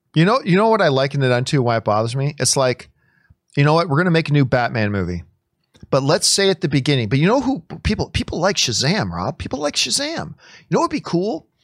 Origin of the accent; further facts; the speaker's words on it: Canada; as a Canadian